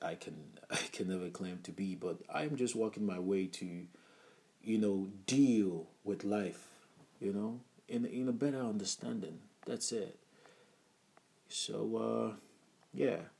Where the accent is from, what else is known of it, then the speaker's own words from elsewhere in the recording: Abia, Nigeria; I'm from Nigeria and uh, from the Ibo part of Nigeria, Ibo tribe, and uh, Abia state precisely